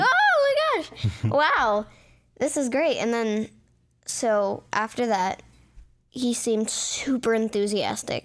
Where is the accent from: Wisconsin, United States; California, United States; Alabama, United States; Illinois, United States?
California, United States; Beverly Hills; I was born in Beverly Hills